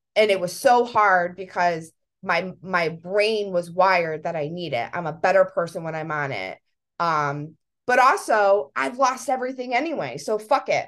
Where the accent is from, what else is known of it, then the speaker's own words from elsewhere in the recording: Connecticut, United States; we're from Connecticut, by the way, we're in Connecticut.